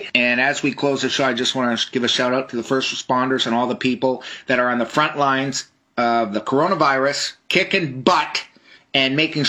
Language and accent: English; Canada; being a Canadian